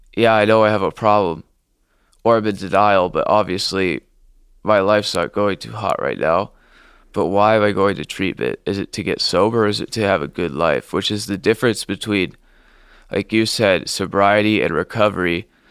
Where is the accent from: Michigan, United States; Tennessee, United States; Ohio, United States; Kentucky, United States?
Ohio, United States; Blue Ash; I grew up in Blue Ash, a nice suburb of Sid Study, Ohio